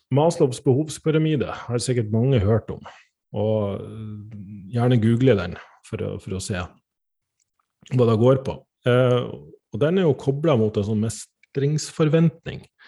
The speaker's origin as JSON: {"language": "Norwegian", "region": "Northern Norway", "country": "Norway", "said": "jeg er fra Nord-Norge"}